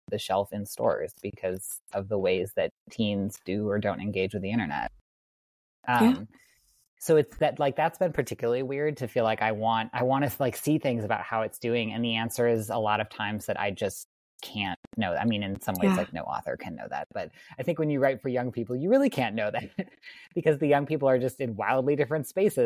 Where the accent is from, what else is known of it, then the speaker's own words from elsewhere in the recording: Wisconsin, United States; where I grew up in Wisconsin